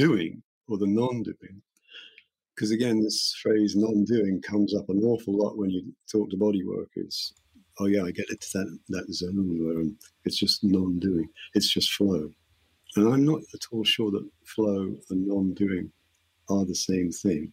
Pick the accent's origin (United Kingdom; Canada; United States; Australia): United Kingdom; England; I being English